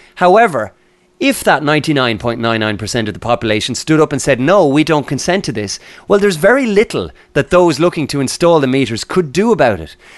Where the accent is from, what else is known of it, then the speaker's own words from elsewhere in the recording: Ireland; we're both Irish and we're speaking from Ireland at the moment